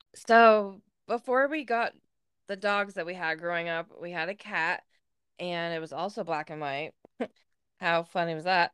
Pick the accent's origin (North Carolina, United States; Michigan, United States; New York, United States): New York, United States; Louisville; also born or lived in Massena, New York; I was born in Messina, obviously, just like you, and I lived in the town of Messina until I was three, and then when I turned three, we moved to Louisville